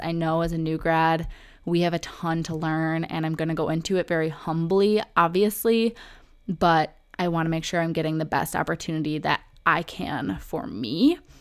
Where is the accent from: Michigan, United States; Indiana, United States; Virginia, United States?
Michigan, United States; Oakland County; also born or lived in Metro Detroit; where I grew up in Oakland County, Michigan